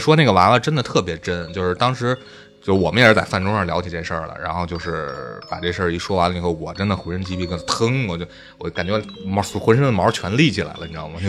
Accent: Beijing, China; 其实我我觉得咱们北京传的最火的就应该是香山那三三零的那个

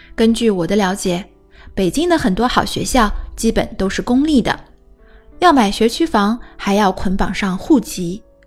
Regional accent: China; 我们中国人

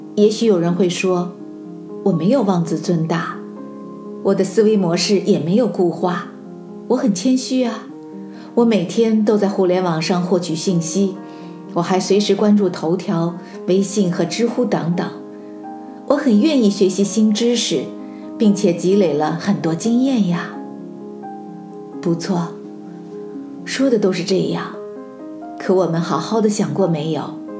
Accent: China; 我们中国人

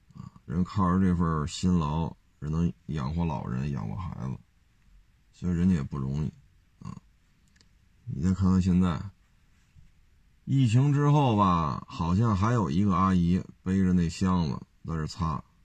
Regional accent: China; 那我也是中国人

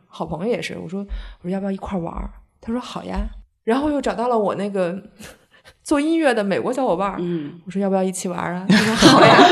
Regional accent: China; 我们中国人

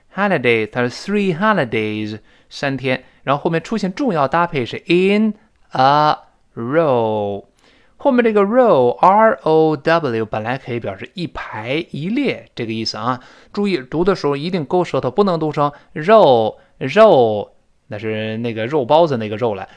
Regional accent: China; 就是我们中国人说的，好像一年过得比一年快。

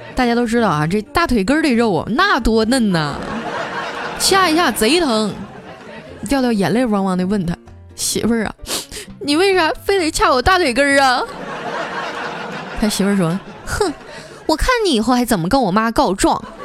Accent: Qitaihe, Heilongjiang, China; moved away; 我一土生土长东北人

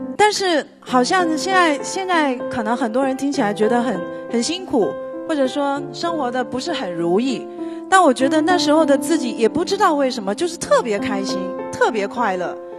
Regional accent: Fuding, Fujian, China; 我的家乡是在福建，我出生在一个，呃，福建的一个小镇上，它是在福鼎市的晴雨镇，它最早的时候是一个小岛屿

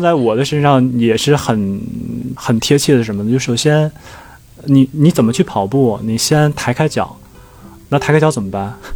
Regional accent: China; 我们中国人

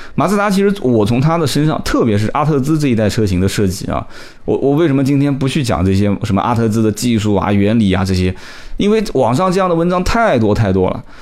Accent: Nanjing, Jiangsu, China; 我们南京话讲叫小杆子

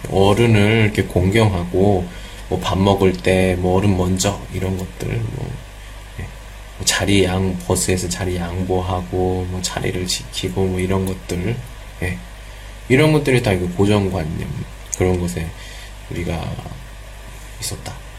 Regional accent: South Korea

